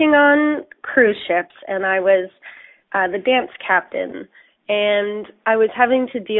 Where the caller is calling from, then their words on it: Cambridge, East of England, United Kingdom; I'm actually calling from the Dunfield Theatre in Cambridge